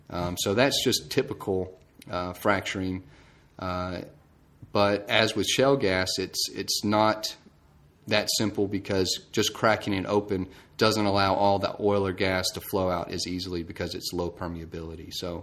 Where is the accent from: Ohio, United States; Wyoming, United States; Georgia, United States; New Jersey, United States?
Georgia, United States; Okay, I'm from Georgia. Went to Georgia Tech for my mechanical engineering degree.